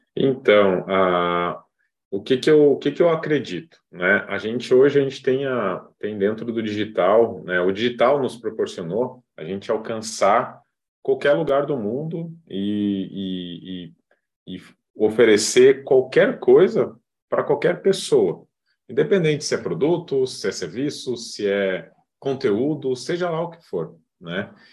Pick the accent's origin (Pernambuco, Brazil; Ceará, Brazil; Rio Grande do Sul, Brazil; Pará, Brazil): Rio Grande do Sul, Brazil; moved away as an adult; now in Florianópolis, Brazil; Moro hoje em Florianópolis, sou gaúcho